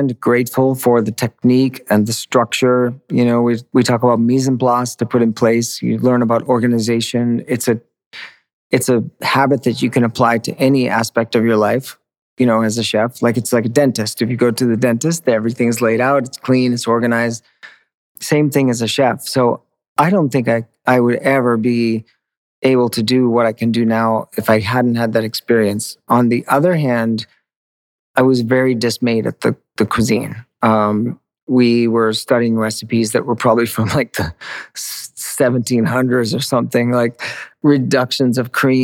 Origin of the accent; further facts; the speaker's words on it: Maine, United States; where I grew up in Maine